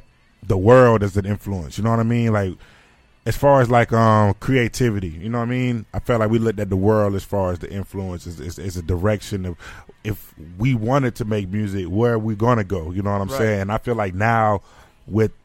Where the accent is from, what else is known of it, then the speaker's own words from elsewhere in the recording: Mount Dora, Florida, United States; Mount Dora was, like, one of the leading ones because we had the flavor